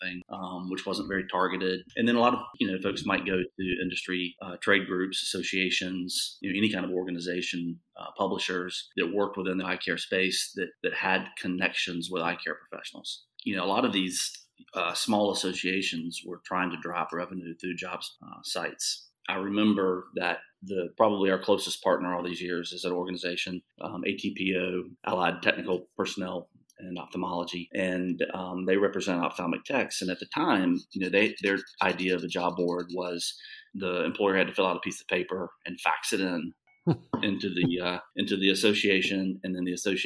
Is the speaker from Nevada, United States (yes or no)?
no; South Carolina, United States; accent: drawl; moved away; I'm from North Carolina, but even worse, I grew up in South Carolina.